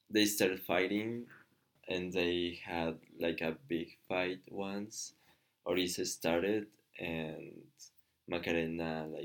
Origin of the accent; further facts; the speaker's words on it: Michoacán, Mexico; moved away as an adult; also born or lived in Guanajuato, Mexico; I'm from Mexico. And I was born in a state called Michoacan, but when I was like 20, three or something, I moved to um, Guanajuato where I started uh, studying.